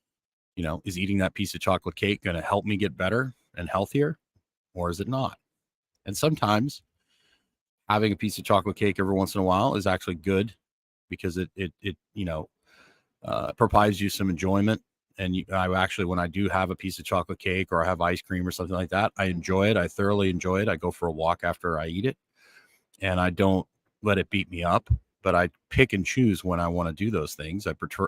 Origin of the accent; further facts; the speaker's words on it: Northern Canada, Canada; because I grew up in Northern Canada and I prefer bright, you know, like Northern Canada was fine. I could snowmobile, I could ice fish, I could do things in the winter.